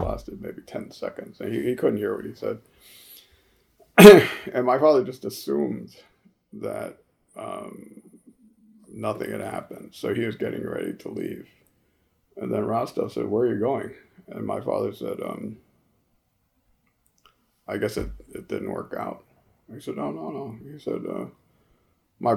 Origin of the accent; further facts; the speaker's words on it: New Haven, Connecticut, United States; when I was growing up in New Haven, Connecticut